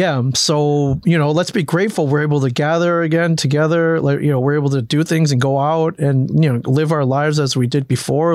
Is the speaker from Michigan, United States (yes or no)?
yes; Michigan, United States; also born or lived in Cleveland, Ohio; I grew up in Michigan